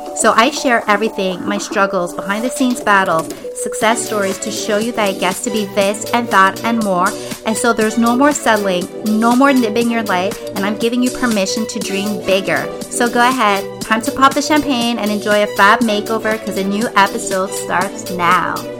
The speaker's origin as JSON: {"language": "English", "town": "Montreal", "region": "Quebec", "country": "Canada", "tie": "born or raised there", "moved": "as an adult", "lives_now": "Quebec City, Canada", "said": "We were born in Montreal. I'm from the West Island. My husband is from Montreal as well. And so we lived our entire lives in Montreal"}